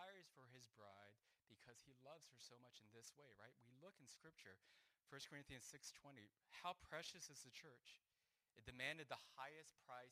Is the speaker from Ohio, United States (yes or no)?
no; Huntington Beach, California, United States; now in Philadelphia, United States; I grew up in Huntington Beach, California